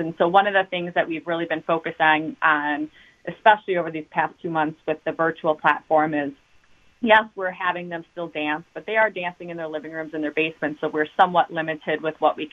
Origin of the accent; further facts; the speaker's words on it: Waukesha, Wisconsin, United States; also born or lived in Milwaukee, Wisconsin / Pittsburgh, Pennsylvania / Philadelphia area, Pennsylvania; So I have been born and raised in Waukesha my whole life, born in Milwaukee, but moved to Waukesha in kindergarten